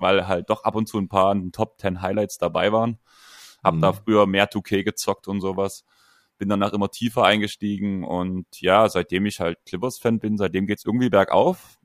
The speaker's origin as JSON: {"language": "German", "area": "a village near Dresden", "region": "Saxony", "country": "Germany", "said": "zwei Dörfer weiter als ich, bevor wir nach Dresden gezogen sind"}